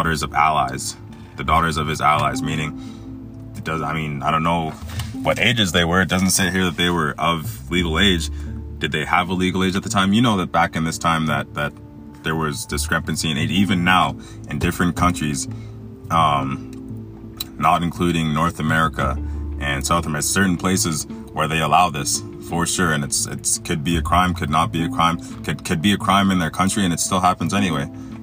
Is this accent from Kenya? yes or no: no; Egypt; I was born in Egypt.